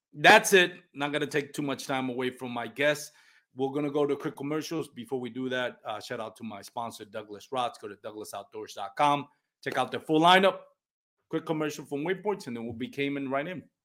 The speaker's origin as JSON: {"language": "English", "country": "Puerto Rico", "first_language": "Spanish", "second_language": "English", "moved": "yes", "said": "I'm from Puerto Rico. My first um, my first language is Spanish"}